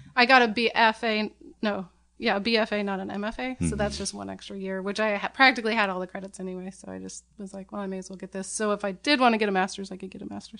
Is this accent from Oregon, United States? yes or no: yes; Portland, Oregon, United States; also born or lived in San Francisco, United States; I grew up in Portland